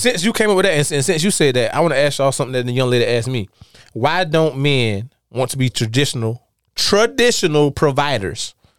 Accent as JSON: {"language": "English", "town": "Darlington", "region": "South Carolina", "country": "United States", "tie": "born or raised there", "moved": "yes", "said": "I came from South Carolina. I came from Darlington"}